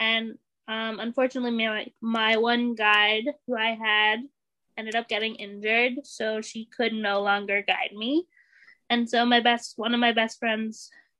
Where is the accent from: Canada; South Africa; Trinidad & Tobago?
Canada; Ontario; moved away; I went to the school for the blind, and it was a residential school in Ontario, because I'm actually originally from Ontario